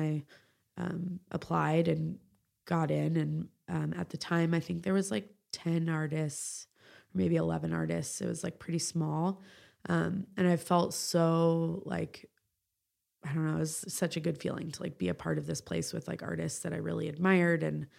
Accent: California, United States; I grew up in the East Bay. So, it felt like this place that I had always wanted to go to and like live in.

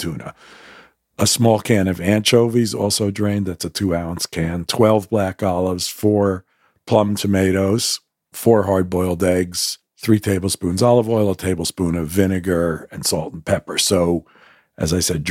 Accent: United States; I grew up as an American Jew

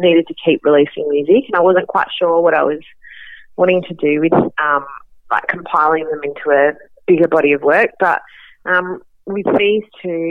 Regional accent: Western Australia, Australia; also born or lived in Sydney; I grew up in Western Australia, but I lived in Sydney for 6 years.

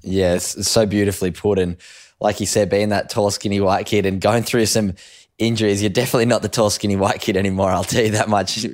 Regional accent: Sydney, New South Wales, Australia; the Harboard Harlequins down where I lived on the Northern Beaches

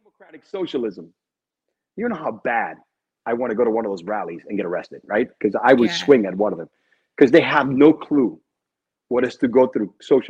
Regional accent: Cuba; born there; I'm Cuban because I was born in Cuba, right? I'm proud of my heritage, you know, shit.

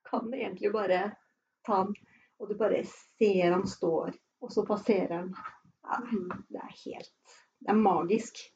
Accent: Fredrikstad, Østfold, Norway; moved away as an adult; also born or lived in Naustdal; now in Sunnfjord, Norway; jeg kommer fra Fredrikstad og har da hatt hytte på Hvaler

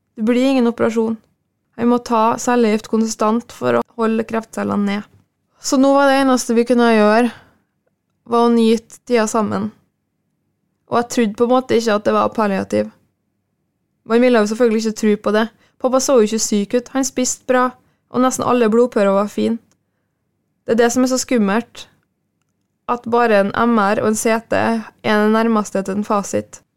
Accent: Frei, Møre og Romsdal, Norway; Frei, der jeg er fra

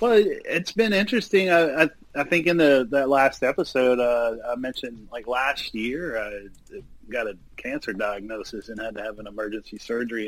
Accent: Bolton, Mississippi, United States; I grew up in Bolton, Mississippi

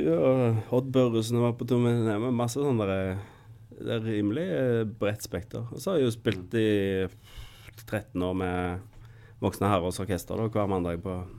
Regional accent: Skudeneshavn, Rogaland, Norway; Jeg har vokst opp på Karmøy

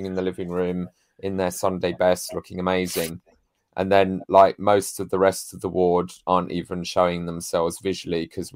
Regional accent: United Kingdom; we're British

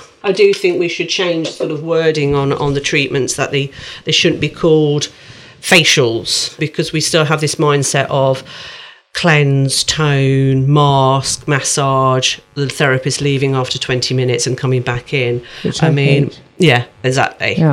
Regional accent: Midlands, United Kingdom; accent: Midlands; my Midlands accent's really came in there.

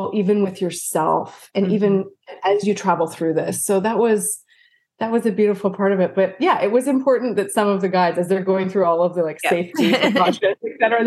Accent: Vancouver, British Columbia, Canada; moved away as an adult; now in United States; I was from Vancouver

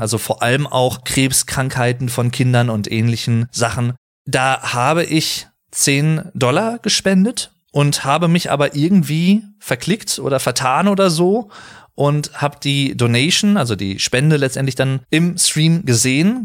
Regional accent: Germany; ich persönlich als Deutscher

